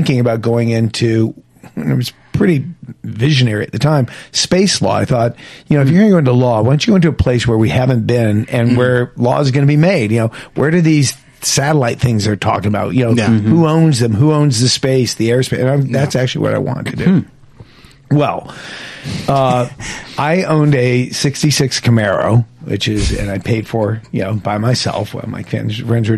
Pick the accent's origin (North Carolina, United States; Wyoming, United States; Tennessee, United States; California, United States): California, United States; Beverly Hills; I grew up in Beverly Hills. We sort of grew up poor in Beverly Hills